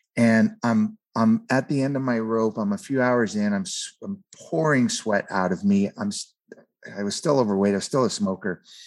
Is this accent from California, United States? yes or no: yes; San Fernando Valley, California, United States; I grew up in the San Fernando Valley area of, of California